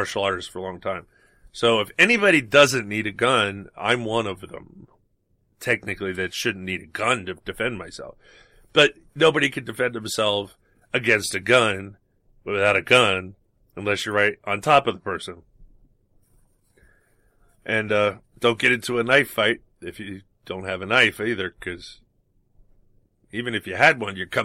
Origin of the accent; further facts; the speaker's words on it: New York City, New York, United States; growing up in New York